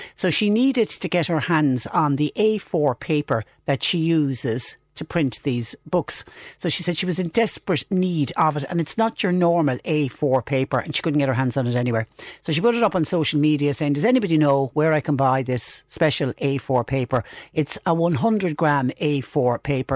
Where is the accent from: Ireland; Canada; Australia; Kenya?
Ireland; us as Irish people